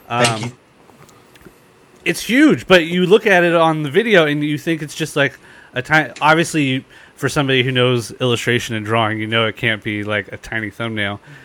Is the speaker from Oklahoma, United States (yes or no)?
no; San Diego, California, United States; I'm in San Diego, so there's de- I, and I'm born and raised here